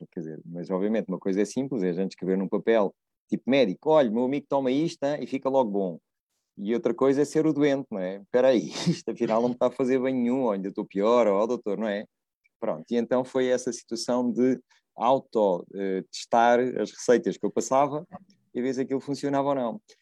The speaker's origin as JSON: {"language": "Portuguese", "town": "Évora", "region": "Alentejo", "country": "Portugal", "tie": "born or raised there", "moved": "yes", "said": "quando eu era miúdo lá em Évora, miúdo não, era um jovem em Évora"}